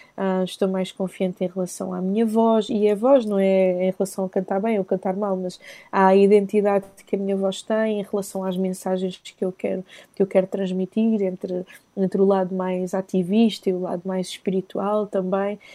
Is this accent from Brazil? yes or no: no; Maputo, Mozambique; eu sou, eu sou da zona da capital, sou de Maputo